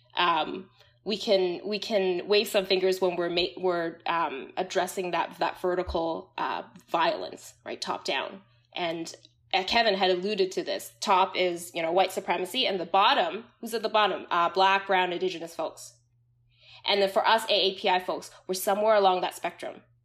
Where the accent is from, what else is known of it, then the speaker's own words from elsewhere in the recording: Canada; I grew up in the Canadian context